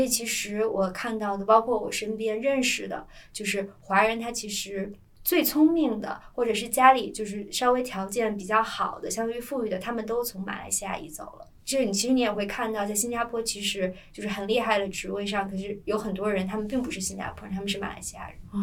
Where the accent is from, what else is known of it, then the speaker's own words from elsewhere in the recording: northern China, China; 作为一个北方人，之前我都说堵车